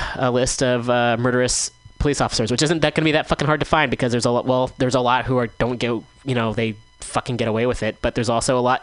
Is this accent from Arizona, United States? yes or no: no; Bay Area, California, United States; I grew up in the Bay Area